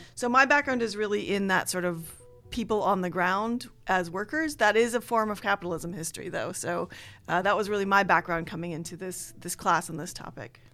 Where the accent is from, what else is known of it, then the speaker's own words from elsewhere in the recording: Minnesota, United States; moved away as an adult; also born or lived in New York City / Chicago; now in Pacific Northwest, United States; I grew up in Minnesota, and I went to college in New York City, and then went to Chicago for graduate school.